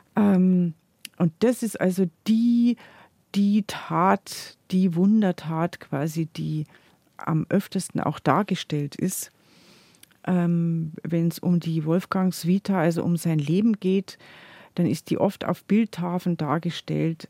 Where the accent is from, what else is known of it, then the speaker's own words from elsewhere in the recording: Chiemgau, Bavaria, Germany; bei uns im Chiemgau